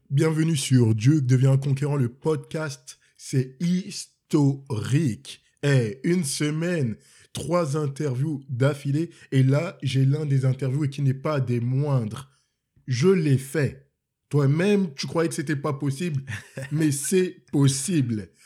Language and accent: French; Cameroon; born or raised there; now in Montreal, Canada